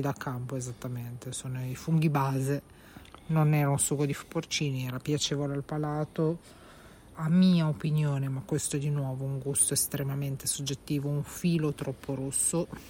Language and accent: Italian; Genoa, Liguria, Italy; siamo genovesi